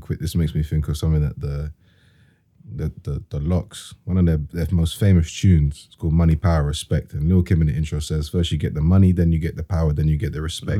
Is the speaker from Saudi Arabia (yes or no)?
no; London, United Kingdom; also born or lived in Plaistow, London; I was born and raised in E, uh, E fifteen.